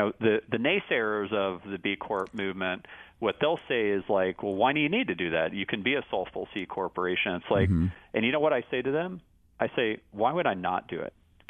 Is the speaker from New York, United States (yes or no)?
no; Austin, Texas, United States; And one of my huge regrets growing up in Austin is that I never saw him play live.